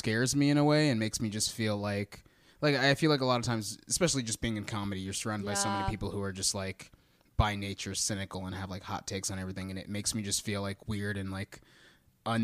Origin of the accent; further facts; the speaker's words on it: Texas, United States; No, I grew up in Texas.